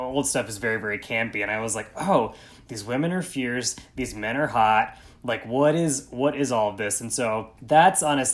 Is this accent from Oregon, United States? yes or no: no; East Tennessee, United States; grew up in a very conservative, very white, small town in East Tennessee